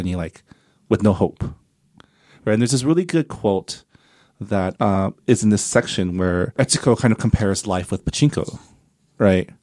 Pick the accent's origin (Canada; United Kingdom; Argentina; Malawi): Canada; now in United States; I have a green card, 'cause I'm Canadian